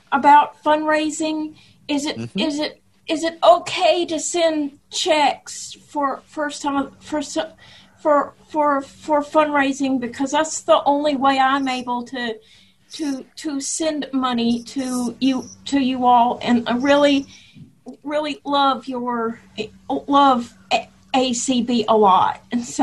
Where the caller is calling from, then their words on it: Athens, Georgia, United States; I'm from Athens, Georgia.